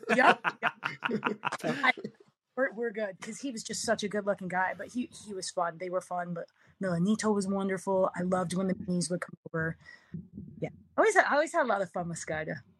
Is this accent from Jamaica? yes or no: no; Canada; also born or lived in Philadelphia, United States; I'm Canadian till I'm not, and then you meet the Philly side of me